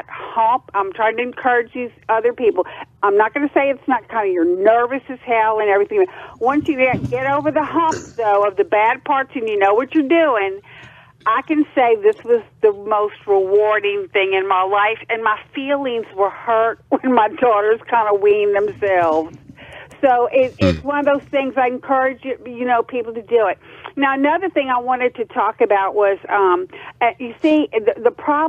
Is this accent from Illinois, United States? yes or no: no; Acadiana, Louisiana, United States; moved away as an adult; now in North Carolina, United States; I'm from Louisiana. I'm from Acadiana. I live there most of my life